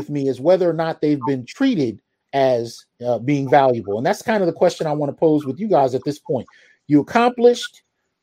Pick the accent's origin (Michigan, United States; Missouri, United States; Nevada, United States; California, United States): California, United States; San Jose; I grew up in the Bay Area. So we moved around throughout San Jose.